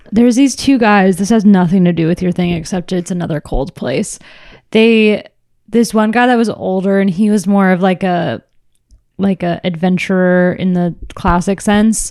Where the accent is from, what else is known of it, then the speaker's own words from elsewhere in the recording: Orange County, California, United States; also born or lived in San Francisco; I grew up in Orange County